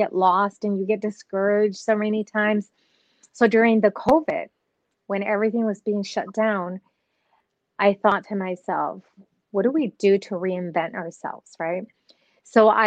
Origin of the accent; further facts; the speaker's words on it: Nuevo Laredo, Tamaulipas, Mexico; now in Dallas-Fort Worth, United States; I was born in Nuevo Laredo, Mexico.